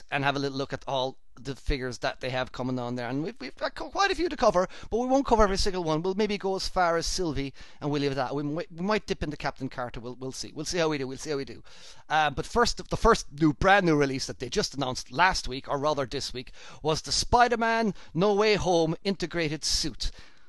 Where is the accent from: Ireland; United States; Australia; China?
Ireland; now in United Kingdom; I'm Irish. I live in the UK.